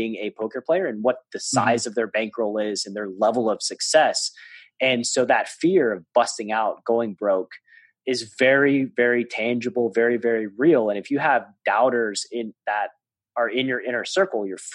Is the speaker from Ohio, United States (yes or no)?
no; Tennessee, United States; I'm from Tennessee.